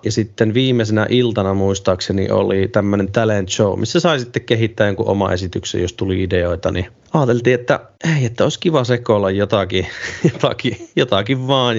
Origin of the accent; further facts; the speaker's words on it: Ilomantsi, North Karelia, Finland; mä oon Ilomantsista Itä-Suomesta kotoisin